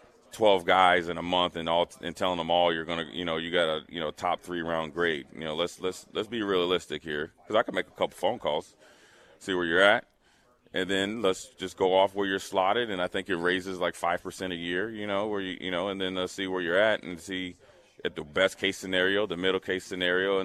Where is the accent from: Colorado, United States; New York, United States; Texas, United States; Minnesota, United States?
Minnesota, United States; moved away as an adult; also born or lived in Nebraska; I was from Minnesota.